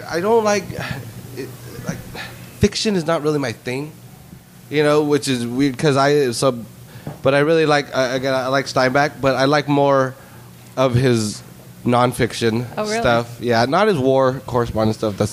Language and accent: English; Salinas, California, United States; I'm born and raised in Salinas